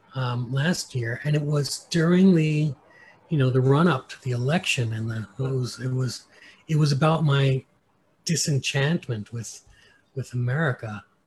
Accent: United States; I'm an American

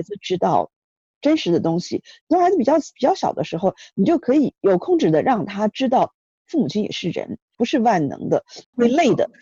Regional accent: China; 我们中国人

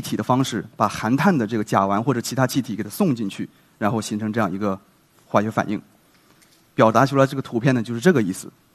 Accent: China; 我们中国人

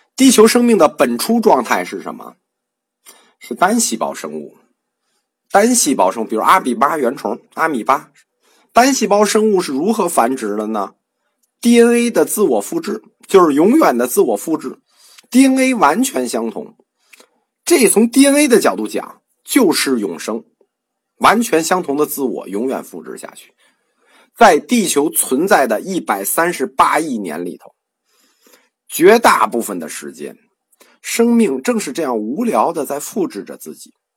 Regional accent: China; 我们中国人

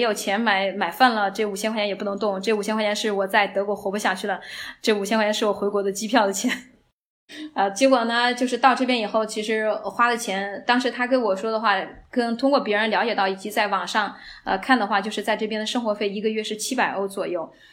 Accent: China; moved away as an adult; now in Germany; 我是中国人

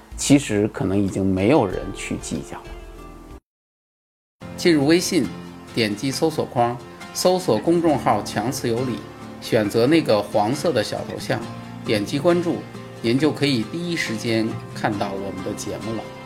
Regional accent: China; 而我们大陆这边的部分开发商

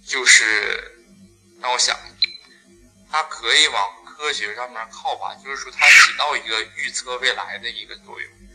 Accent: Northeast China, China; 我们老家就是我是我爷爷奶奶带大的，他们那个村子应该是算一个古镇。那个古镇是文化真的是小镇不大

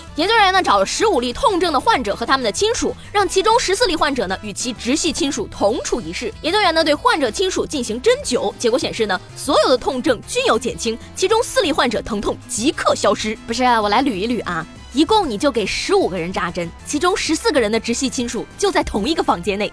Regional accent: the North, northern China, China; 身为一个北方人，国道现在都没有体验过一次台风

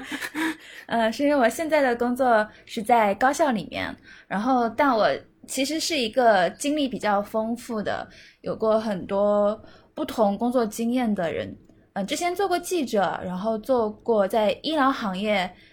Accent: Nanjing, Jiangsu, China; 我作为南京人，我经常会呢呢不分

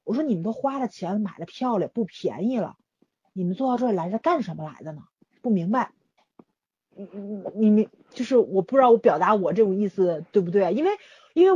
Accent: Tianjin, China; 我作为一个天津人，在这自己吐槽自己城市，我都无语

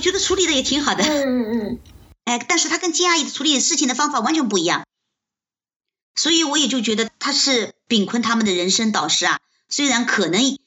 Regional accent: China; 我们中国人

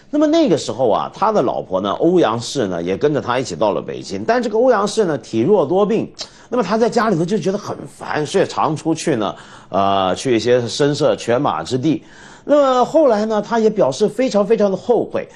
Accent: China; 我们中国人

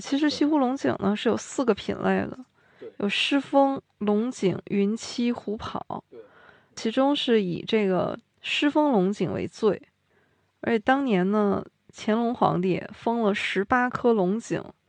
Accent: China; 茶对我们中国人也是非常重要的

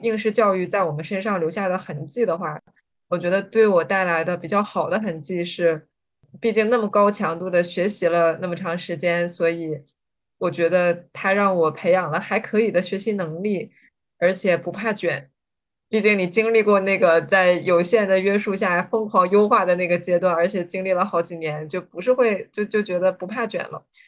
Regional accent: Jilin, China; 我是来自吉林省

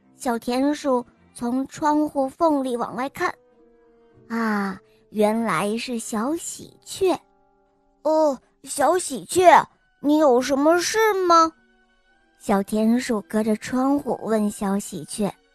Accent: Dalian, Liaoning, China; 我今年五岁了，我来自大连

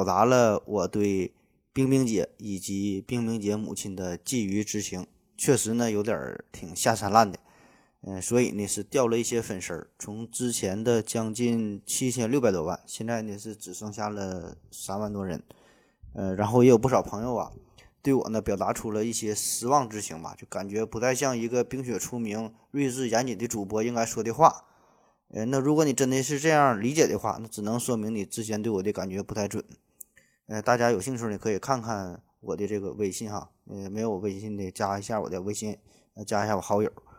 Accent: Northeast China, China; 用咱们东北话说

